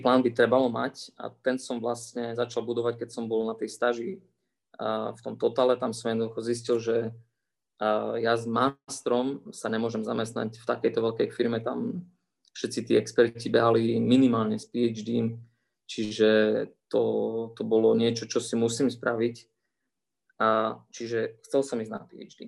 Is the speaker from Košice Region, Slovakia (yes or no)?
yes; Košice, Košice Region, Slovakia; moved away as an adult; also born or lived in Toulouse, France / Italy / Dubai / Saudi Arabia; now in Thuwal, Saudi Arabia; ja môžem sedieť aj doma v Košiciach a môžem robiť kvalitnú vedu